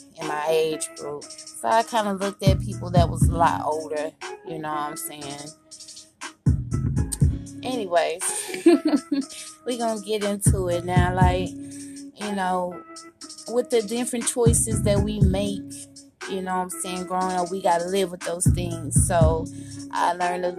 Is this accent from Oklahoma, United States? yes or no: no; Kansas City, Kansas, United States; also born or lived in Tacoma, Washington; I was raised in Washington State, Tacoma. But I live here in Kansas City, Kansas most of my life.